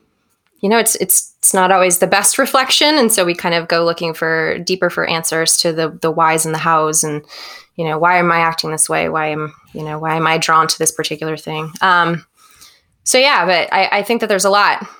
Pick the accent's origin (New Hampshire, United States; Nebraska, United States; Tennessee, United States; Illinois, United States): New Hampshire, United States; also born or lived in Chicago; I'm actually from New Hampshire.